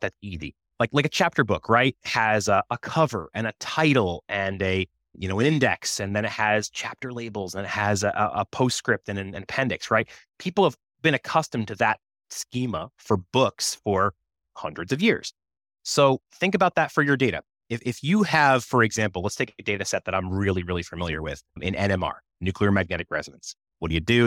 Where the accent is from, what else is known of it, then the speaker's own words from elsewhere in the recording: United States; I grew up on the Massachusetts, Rhode Island border